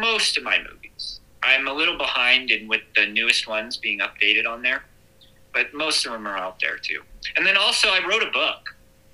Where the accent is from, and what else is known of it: United States